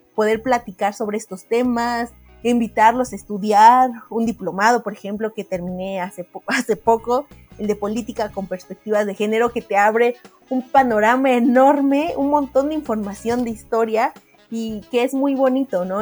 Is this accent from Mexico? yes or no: yes; Mexico; como mexicanos